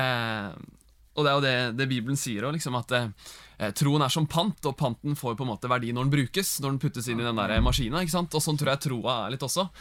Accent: Gudbrandsdalen, Innlandet, Norway; moved away; also born or lived in Bærum; vi er jo fra Gudbrandsdalen

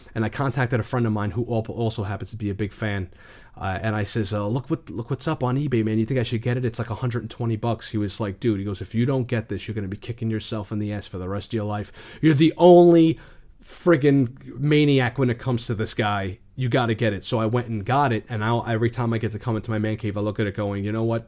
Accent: New York City, New York, United States; I'm from the Bronx.

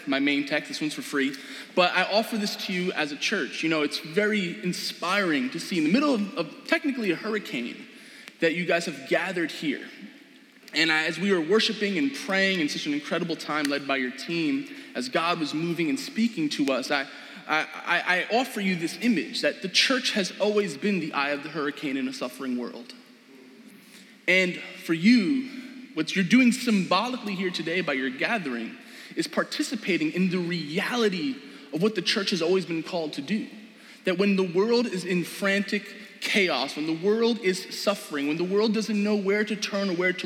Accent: New York City, New York, United States; also born or lived in Brooklyn, New York; I am Queens raised, Jamaica Queens to be exact. Funnily enough, I was actually born in Brooklyn, though.

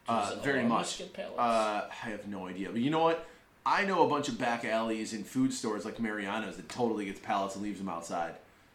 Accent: New York, United States; I like my bagel and cream cheese because I'm from New York.

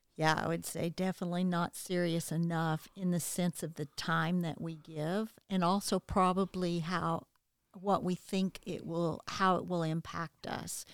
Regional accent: the South, United States; growing up in the South

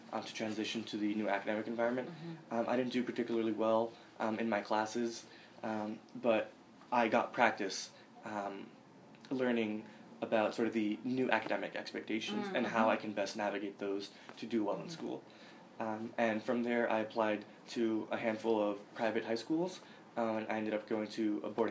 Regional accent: Lynn, Massachusetts, United States; also born or lived in Boston; I've lived in Lynn, Massachusetts for nearly all of my life. I was born in Boston, but soon thereafter moved to Lynn

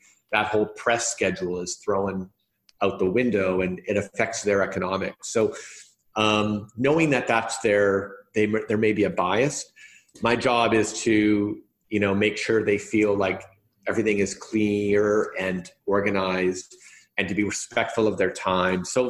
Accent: Winnipeg, Manitoba, Canada; I come from Winnipeg up in Canada, which is somewhat remote

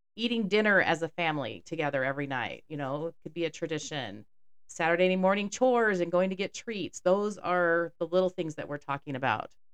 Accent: Houston, Texas, United States; growing up in Texas

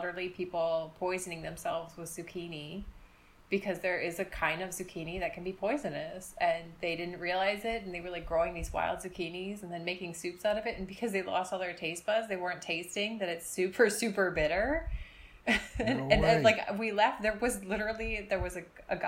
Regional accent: United States; moved away as an adult; as an American

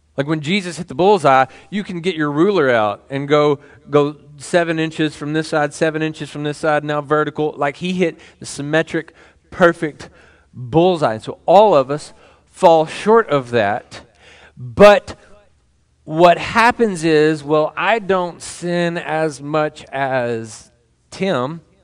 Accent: Temple, Texas, United States; moved away; when I was a child, I was growing up in Temple

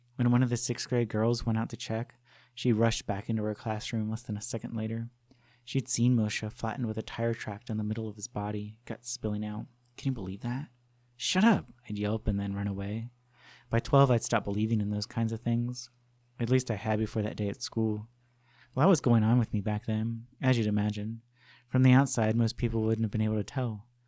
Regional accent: Livingston, New Jersey, United States; Growing up in Livingston, New Jersey, it became one of the stories told about our town.

